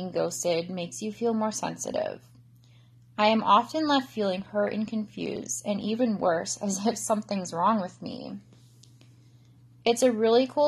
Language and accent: English; Canada; I'm from Canada